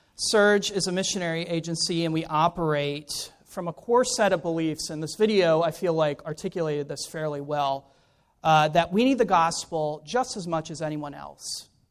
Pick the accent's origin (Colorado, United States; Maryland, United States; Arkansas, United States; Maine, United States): Maryland, United States; Ellicott City; moved away; also born or lived in Vienna, Austria; I'm originally from Ellicott City, Maryland